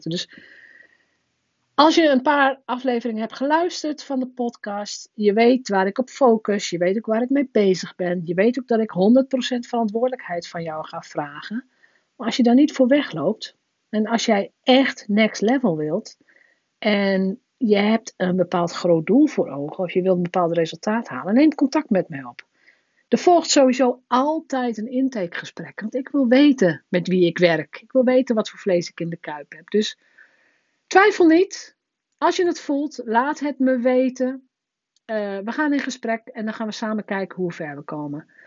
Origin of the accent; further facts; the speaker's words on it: northern Netherlands, Netherlands; Als Noorderling kom je ineens onder de rivieren. En hier doen ze aan carnaval.